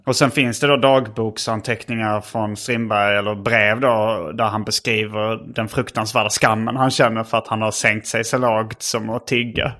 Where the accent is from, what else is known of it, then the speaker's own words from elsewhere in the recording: Sweden; jag var från Sverige